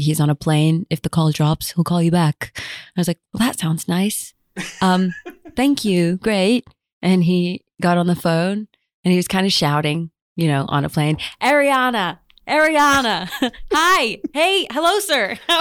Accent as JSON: {"language": "English", "country": "United States", "said": "I'm American"}